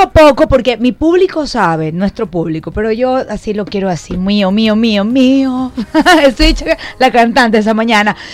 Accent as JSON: {"language": "Spanish", "town": "Guayaquil", "region": "Guayas", "country": "Ecuador", "tie": "born or raised there", "said": "yo también nací en Guayaquil, pero toda mi ascendencia eh, paterna es manaba"}